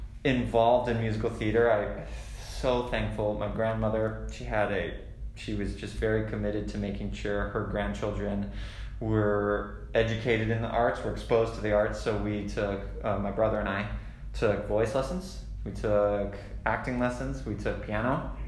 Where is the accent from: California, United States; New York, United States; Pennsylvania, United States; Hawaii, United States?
Hawaii, United States; moved away; I grew up in Hawaii